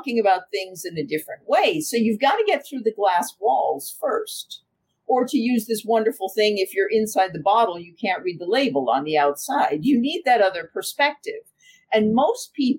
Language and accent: English; United States; now in Germany; I'm American, but I live in Germany